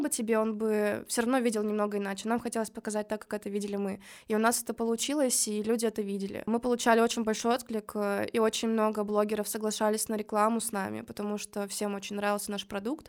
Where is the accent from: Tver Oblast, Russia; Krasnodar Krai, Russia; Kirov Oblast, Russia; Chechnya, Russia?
Kirov Oblast, Russia; Kirov; moved away as an adult; now in Saint Petersburg, Russia; Я до этого жила в городе Киров